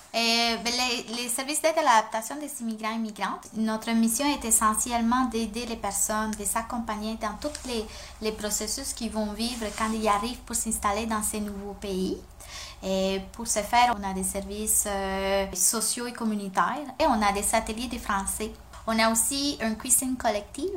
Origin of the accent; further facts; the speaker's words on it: Colombia; first language Spanish; French is a second language; now in Quebec, Canada; je viens de la Colombie, donc ma langue maternelle, c'est l'espagnol